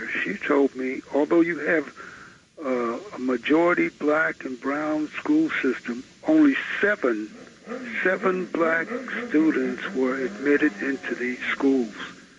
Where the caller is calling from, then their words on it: New York City, New York, United States; I'm calling from Brooklyn.